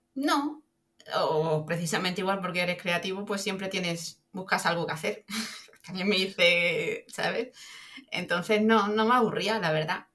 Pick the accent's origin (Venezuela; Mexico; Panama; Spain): Spain; Extremadura; Soy extremeña de pura cepa.